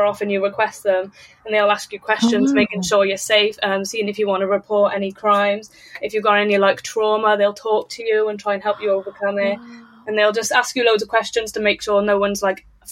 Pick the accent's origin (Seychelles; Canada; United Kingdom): United Kingdom; Wales; moved away as an adult; now in Newcastle, United Kingdom; So I'm from Wales originally in the UK, but I've moved over to England now. I've moved to Newcastle